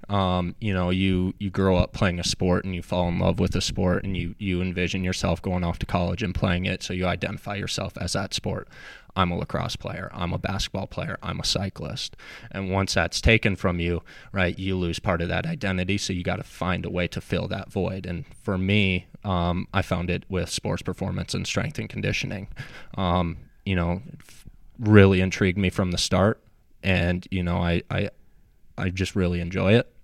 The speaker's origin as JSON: {"language": "English", "town": "Apple Valley", "region": "Minnesota", "country": "United States", "tie": "born or raised there", "moved": "as an adult", "lives_now": "Charlotte, United States", "said": "I grew up in Apple Valley, Minnesota"}